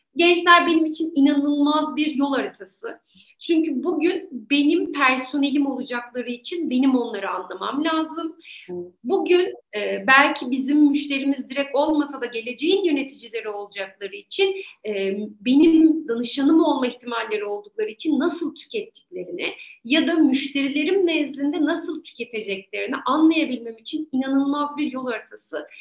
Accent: Eskişehir, Turkey; ben Eskişehir değilim ama artık Eskişehirliyim diyorum. Çünkü haya, aklım baki olduğu süre zarfında çok daha fazla burada yaşadım

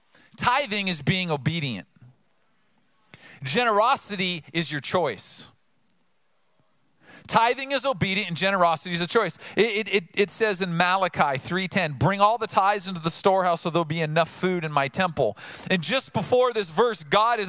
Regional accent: Oceanside, United States; I grew up in Oceanside

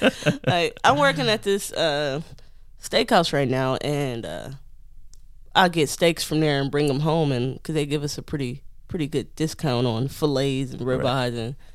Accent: Detroit, Michigan, United States; If you ask me, where are you from? I'm going to say, I'm from Detroit. I was born and raised in Detroit.

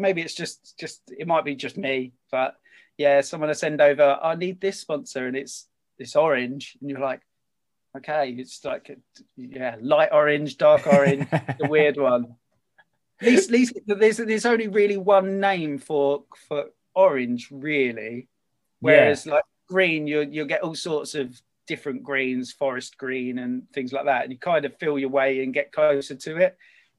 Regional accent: England, United Kingdom; obviously I'm English, I'm a big England football supporter

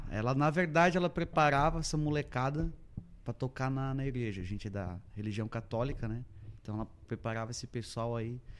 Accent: Massaranduba, Santa Catarina, Brazil; Então, eu eu sou natural de Massaranduba

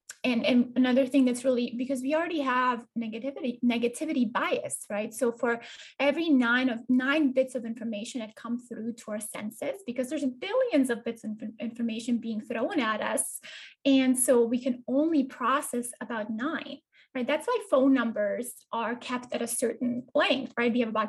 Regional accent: Bosnia & Herzegovina; I am actually from Eastern Europe. I'm a girl who was, you know, born in a small town in Bosnia-Herzegovina, which is kind of nestled in between Croatia and across from Italy.

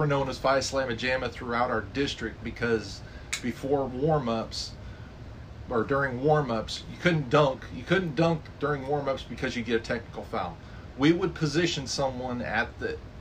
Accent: Idaho, United States; I grew up in Idaho. I grew up in Idaho

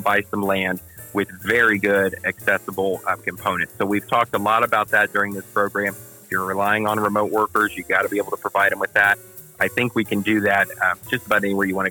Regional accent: Greensburg, Indiana, United States; This is my hometown. I come from a farm family in southern Decatur County. Graduated Greensburg High School

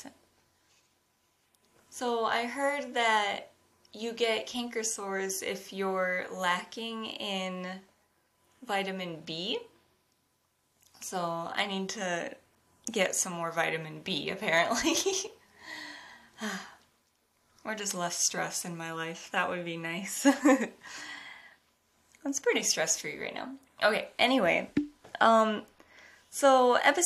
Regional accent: United States; now in Japan; I'm an American living in Japan

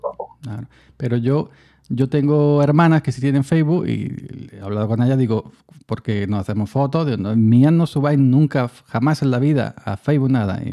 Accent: Andalusia, Spain; yo que soy andaluz

